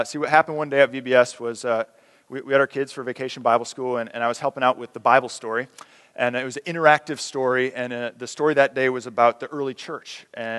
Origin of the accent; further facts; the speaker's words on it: United States; as American Christians